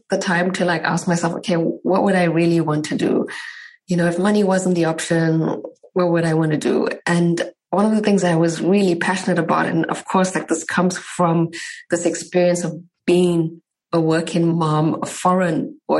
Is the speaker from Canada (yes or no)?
no; South Africa; But I'm from South Africa. I met my husband some 8-9 years ago in South Africa.